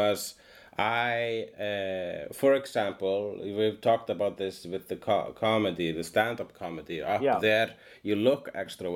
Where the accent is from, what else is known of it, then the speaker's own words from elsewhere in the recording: Iceland; English is a second language; also born or lived in Sweden; I am an Icelandian.